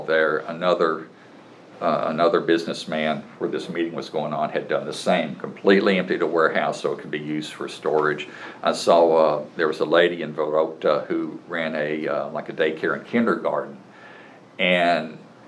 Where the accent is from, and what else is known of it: United States